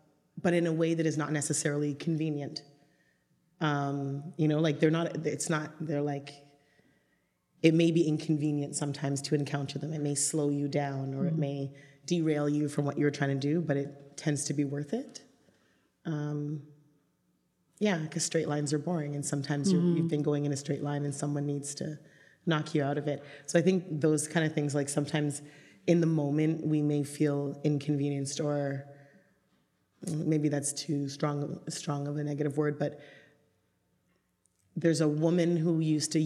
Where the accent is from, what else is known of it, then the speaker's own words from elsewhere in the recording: Grenada; now in Toronto, Canada; I'm from Grenada in the West Indies